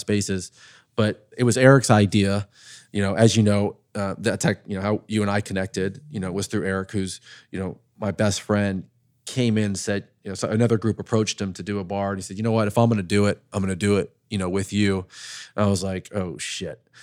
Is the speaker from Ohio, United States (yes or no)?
yes; Dayton, Ohio, United States; moved away; I'm from Dayton, Ohio.